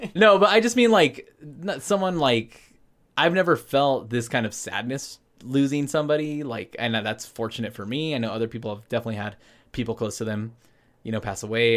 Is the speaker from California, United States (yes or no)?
yes; Anaheim, California, United States; I grew up in Anaheim, California